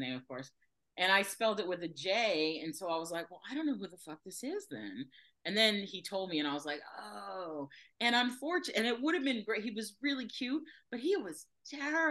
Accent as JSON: {"language": "English", "area": "Fort Lauderdale", "region": "Florida", "country": "United States", "tie": "born or raised there", "said": "I grew up in Fort Lauderdale"}